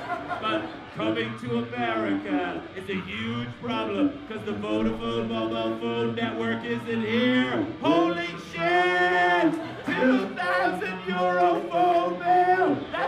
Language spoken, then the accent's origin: English; Ireland; It's part of being Irish